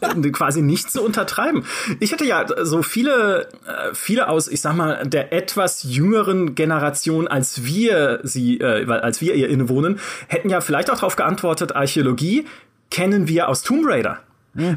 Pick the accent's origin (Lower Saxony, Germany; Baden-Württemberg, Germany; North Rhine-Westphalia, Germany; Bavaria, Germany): Baden-Württemberg, Germany; a village near Karlsruhe; in dem Dorf, in dem ich aufgewachsen bin, so ein 4000 Seelenort in der Nähe von Karlsruhe